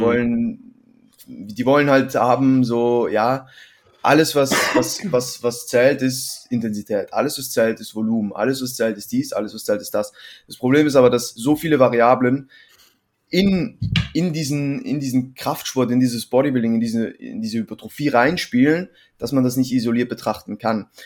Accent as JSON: {"language": "German", "country": "Switzerland", "moved": "yes", "lives_now": "Vienna, Austria", "said": "ich bin ursprünglich aus der Schweiz, wohne mittlerweile in Wien"}